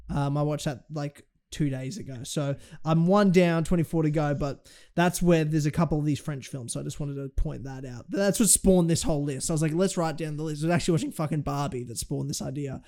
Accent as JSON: {"language": "English", "country": "Australia", "said": "as an Australian"}